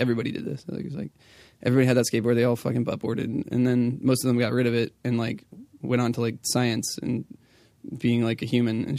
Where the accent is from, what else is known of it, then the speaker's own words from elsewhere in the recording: California, United States; also born or lived in Tucson, United States; I feel like I've always identified as a Californian. I was born in Arizona.